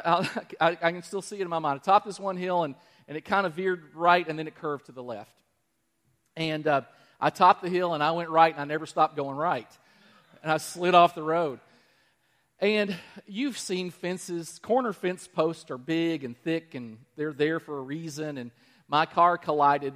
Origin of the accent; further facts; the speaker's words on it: Danville, Kentucky, United States; Danville, my hometown.